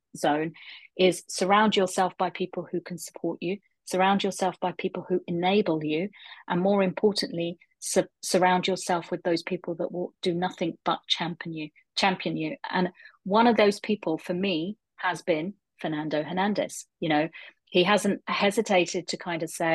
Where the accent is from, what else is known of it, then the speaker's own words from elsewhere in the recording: London, United Kingdom; now in Aberdeen, United Kingdom; I was born and brought up in London